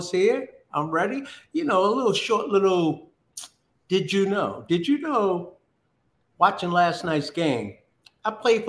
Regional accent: New Jersey, United States; moved away as an adult; also born or lived in Boston / Kansas City / Detroit; now in Florida, United States; I'm from New Jersey, went to school in Boston.

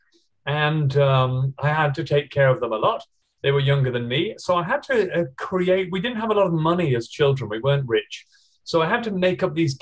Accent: England, United Kingdom; now in Australia; I'm originally from England, but after traveling around the whole world, I decided that Australia was the sunniest and loveliest place to be. So now I live here.

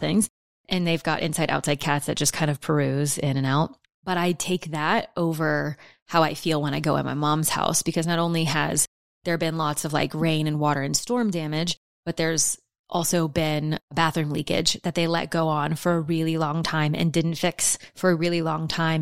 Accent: New Orleans, Louisiana, United States; I'm from New Orleans. I've lived in houses that have flooded my whole life

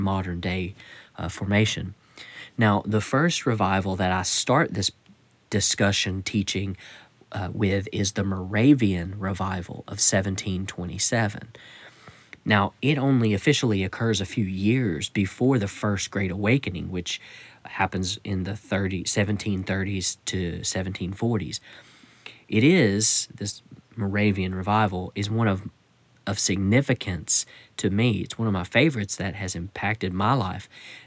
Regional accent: United States; I'm speaking from the Western mentality here in the United States

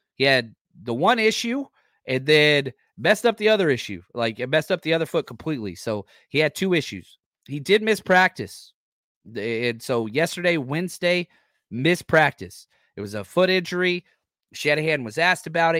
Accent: the South, United States; I'm from the South

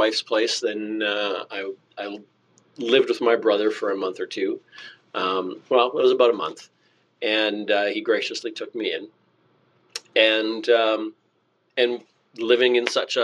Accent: Altona, Winkler, Morden area, Manitoba, Canada; I grew up in Altona, Winkler, Morden, that area.

